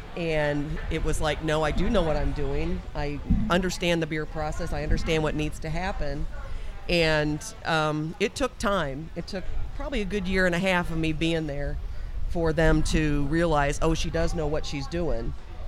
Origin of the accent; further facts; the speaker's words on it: Chicago, Illinois, United States; there was a cultural difference just because I'm from Chicago and I moved to Virginia. So I was a damn Yankee to start out with.